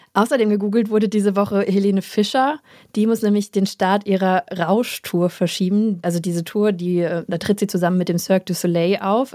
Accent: Hesse, Germany; wir sind doch beide in Hessen groß geworden

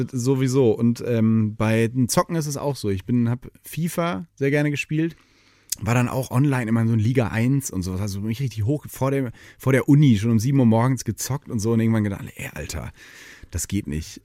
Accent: Detmold, North Rhine-Westphalia, Germany; moved away as an adult; also born or lived in Hannover; now in Cologne, Germany; Ich bin ja in Ostwestfalen aufgewachsen

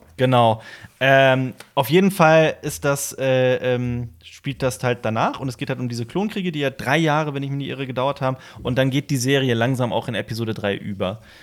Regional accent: Koblenz, Rhineland-Palatinate, Germany; moved away as an adult; also born or lived in Vienna; Koblenz, meiner Heimatstadt

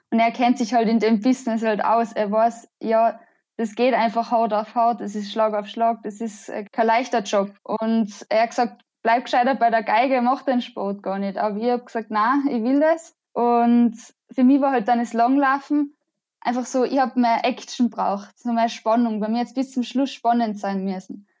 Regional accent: Innsbruck, Tyrol, Austria; ich komme aus Innsbruck. Das ist in Österreich.

